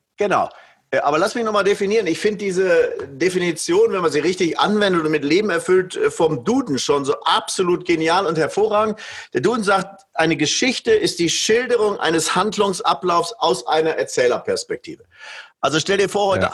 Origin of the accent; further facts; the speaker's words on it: Switzerland; hier bei uns in der Schweiz